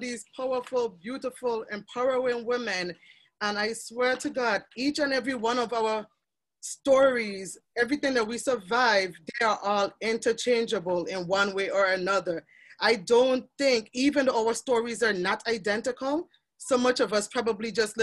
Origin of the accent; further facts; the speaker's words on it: Charlotte Amalie, U.S. Virgin Islands; I'm from the Virgin Islands, St. Thomas in the Caribbean.